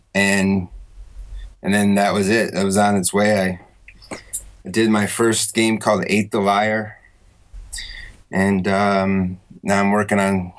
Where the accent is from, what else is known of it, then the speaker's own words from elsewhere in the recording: Syracuse, New York, United States; also born or lived in North Carolina / Australia; now in Taiwan; I'm from New York, Syracuse, New York. And then I moved like to North Carolina and I went to Europe